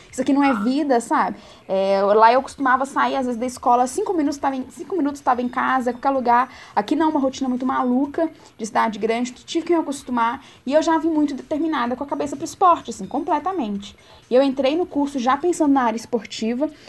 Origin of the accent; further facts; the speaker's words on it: Itamarandiba, Minas Gerais, Brazil; moved away; de Tamarandiba